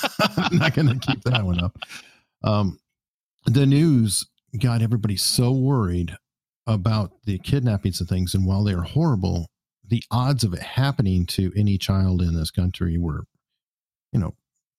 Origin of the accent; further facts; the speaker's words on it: Arizona, United States; moved away; Originally, I'm from Arizona.